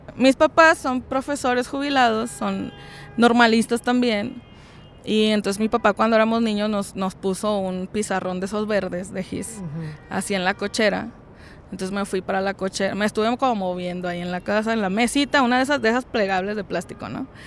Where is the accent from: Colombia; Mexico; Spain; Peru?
Mexico; Francisco I. Madero, Coahuila; de donde yo soy, de Francisco y Madero